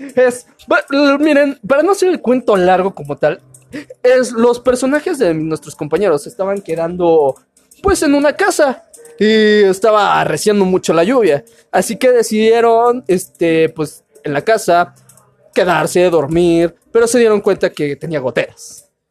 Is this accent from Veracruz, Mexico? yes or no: yes; Veracruz, Mexico; soy de Veracruz